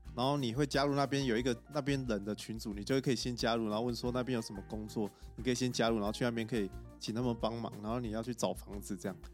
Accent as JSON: {"language": "Chinese", "country": "Taiwan", "also_born_or_lived": "Australia", "moved": "as an adult", "said": "她说你是哪里来的？然后我就说台湾啊"}